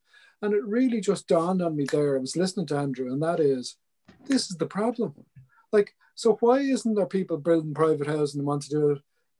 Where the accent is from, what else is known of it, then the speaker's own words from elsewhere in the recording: Dublin, Leinster, Ireland; also born or lived in Clondalkin; I grew up in Drimna, I live in Clondalkin for the last 35 years